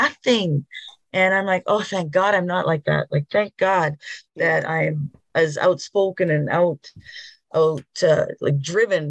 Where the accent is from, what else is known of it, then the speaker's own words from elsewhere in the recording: Northern Quebec, Canada; moved away as an adult; I went back to my hometown when I left when I was 18, Northern Quebec